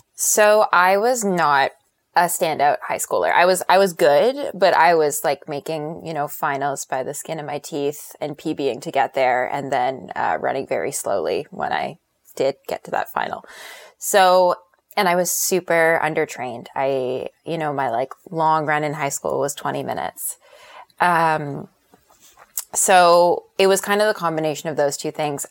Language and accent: English; Canada; commitment from my parents to send me to Columbia as a Canadian.